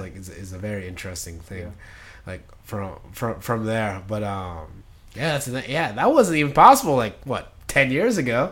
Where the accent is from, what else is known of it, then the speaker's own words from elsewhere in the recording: Philippines; now in United States; my hometown in the Philippines